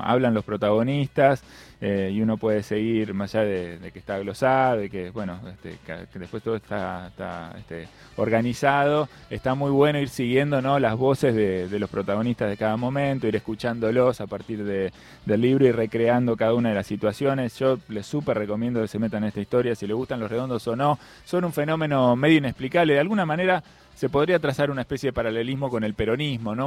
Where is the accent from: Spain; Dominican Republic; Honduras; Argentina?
Argentina; La Plata, Buenos Aires Province; soy nacido y criado en el Principado de La Plata